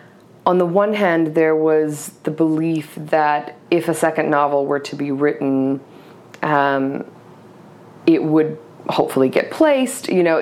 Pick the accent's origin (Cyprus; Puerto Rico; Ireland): Cyprus; also born or lived in Egypt; now in United States; And so we left, and I grew up in Cyprus and Egypt. I was raised by my mother and my grandparents, and we ended up in Georgia in a suburb of Atlanta called Lawrenceville.